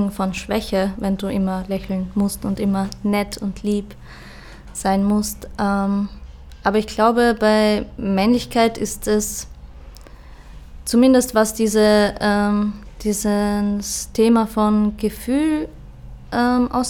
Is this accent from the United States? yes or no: no; Austria; Also ich bin auch ähm, am Land aufgewachsen in Österreich und da, was ich so, ich habe zwei ältere Brüder